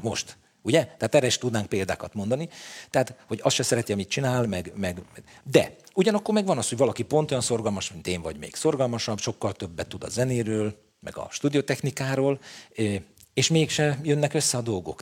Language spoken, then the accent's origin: Hungarian; Budapest, Hungary; Én a telekitérre születtem